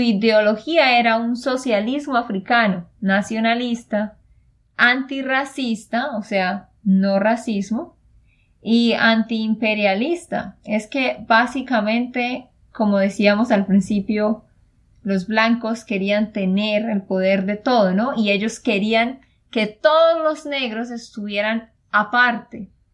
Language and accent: Spanish; Santander, Colombia; de Santander, Colombia.